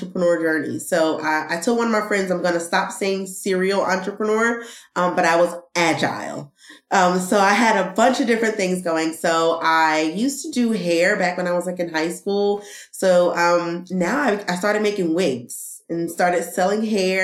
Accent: East Orange, New Jersey, United States; moved away as an adult; now in North Carolina, United States; I was born and raised in East Orange, New Jersey

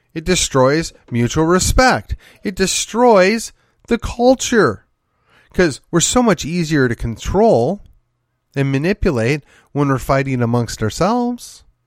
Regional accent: Milwaukee, Wisconsin, United States; moved away; I grew up in the city of Milwaukee, or I, I shouldn't say that, just outside of the city of Milwaukee

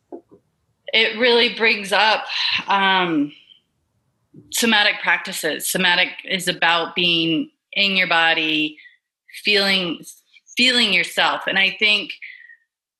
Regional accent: the South, United States; moved away; I grew up in the South

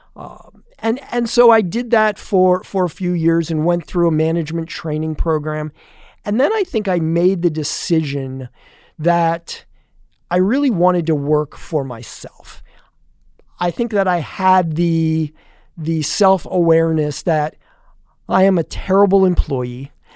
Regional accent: Allentown, Pennsylvania, United States; now in Tampa, United States; I actually grew up the oldest of three boys in, um, the north, e-, eastern part of Pennsylvania

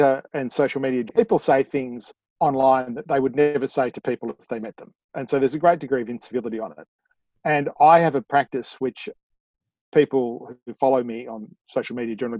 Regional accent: Sydney, New South Wales, Australia; So I'm from Sydney

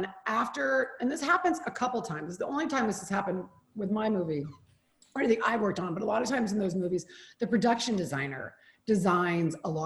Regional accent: Oregon, United States; moved away; I'm from Oregon

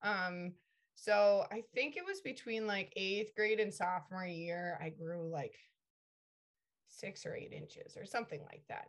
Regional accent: Connecticut, United States; I grew up in Connecticut

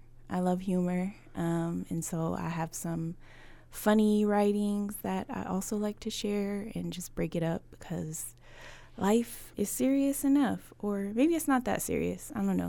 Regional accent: Buffalo, New York, United States; now in Washington, United States; I am originally from Buffalo, New York, and I've been in Washington for almost 18 years now.

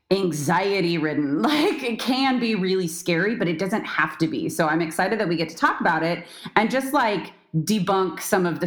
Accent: San Diego, California, United States; But I am born and raised in San Diego, California. That's where I still am.

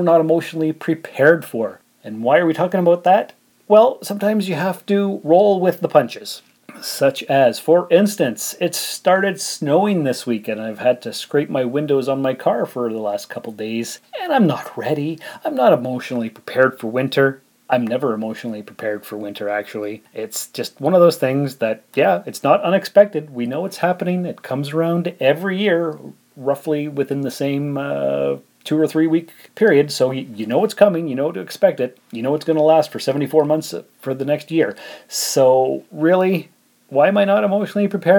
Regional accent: Canada; as a Canadian

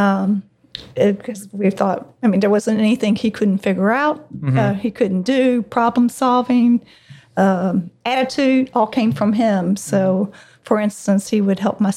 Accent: Louisville, Kentucky, United States; I've been born and bred in Louisville my whole life

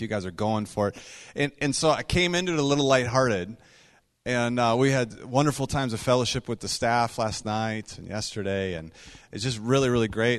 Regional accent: Minnesota, United States; we hail from Minnesota

